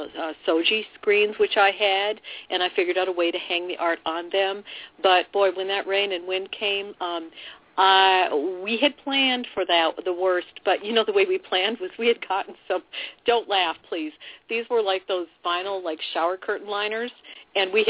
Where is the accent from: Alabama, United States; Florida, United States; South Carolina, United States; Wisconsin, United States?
Wisconsin, United States; Milwaukee